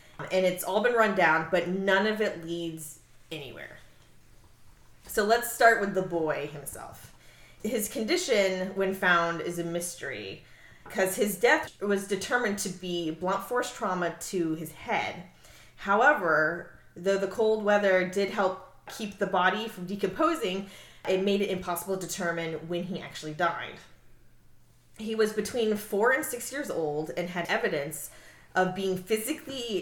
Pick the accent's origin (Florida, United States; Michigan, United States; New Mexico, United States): Florida, United States; we're from Florida